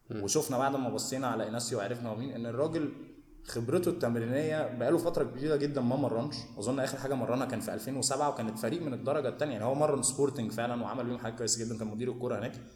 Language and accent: Arabic; Egypt; احنا عندنا في مصر